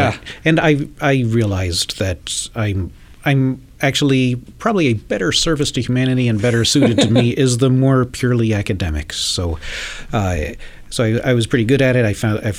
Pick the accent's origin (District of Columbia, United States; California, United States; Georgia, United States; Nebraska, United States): Georgia, United States; Atlanta; no, I grew up in Atlanta, Georgia.